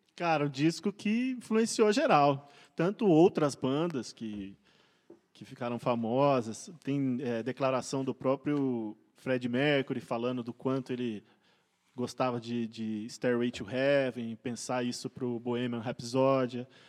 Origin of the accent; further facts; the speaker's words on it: Brazil; now in São Paulo, Brazil; pro interior, visitei Manhinha. E lá, né, casa onde eu cresci